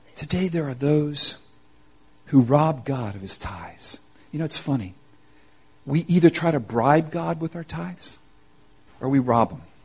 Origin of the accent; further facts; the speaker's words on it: Miami, Florida, United States; I'm from Miami, Florida